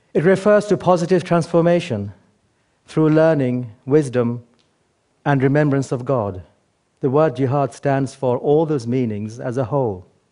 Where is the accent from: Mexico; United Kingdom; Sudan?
United Kingdom; England; born or raised there; also born or lived in Bangladesh